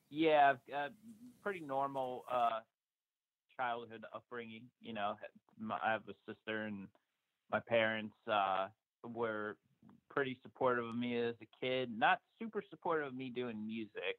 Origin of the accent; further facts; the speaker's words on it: New Jersey, United States; I lived in New Jersey my entire life. I I uh, was born in like Central Jersey, and you know lived lived up to there through high school